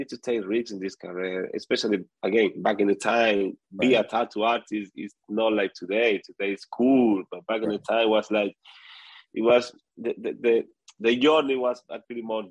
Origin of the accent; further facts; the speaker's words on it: Venezuela; moved away; I come from Venezuela